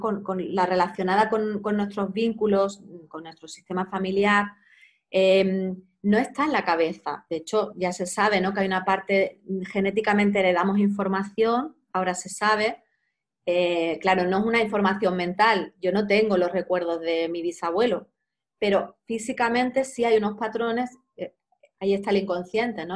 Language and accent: Spanish; Cádiz, Andalusia, Spain; moved away as an adult; also born or lived in Granada; now in Barcelona, Spain; yo soy de Cádiz